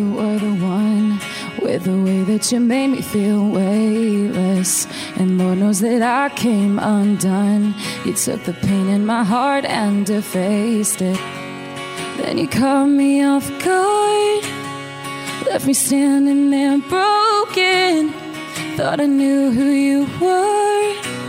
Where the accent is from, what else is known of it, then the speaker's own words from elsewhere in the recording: Pennsylvania, United States; also born or lived in Minnesota; I grew up, I kind of moved around a little bit. We lived in Minnesota for a few years, and then, but we moved to Pennsylvania when I was like 10.